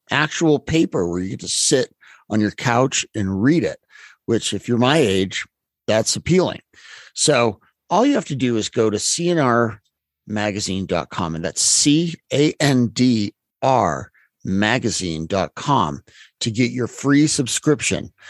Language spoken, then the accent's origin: English; Utah, United States; I come from Utah.